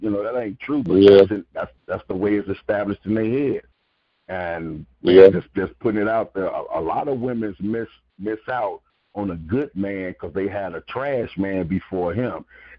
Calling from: Fort Myers, Florida, United States; I'm calling from Fort Myers, Florida

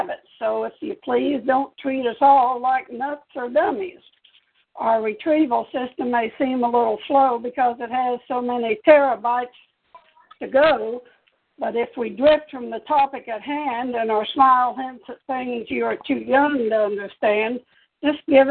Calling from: Topeka, Kansas, United States; I'm calling from Topeka, Kansas

